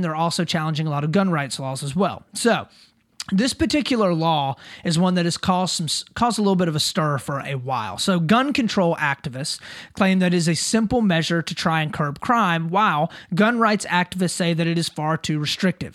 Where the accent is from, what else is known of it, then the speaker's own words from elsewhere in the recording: South Carolina, United States; my home state of South Carolina